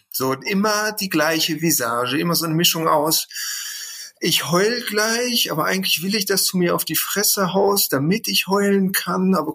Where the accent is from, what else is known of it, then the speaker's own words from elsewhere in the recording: Bochum, North Rhine-Westphalia, Germany; Wir hatten in Bochum bei uns, ich komme aus dem Ruhrpott, ein Kino, das äh, UCI-Kino.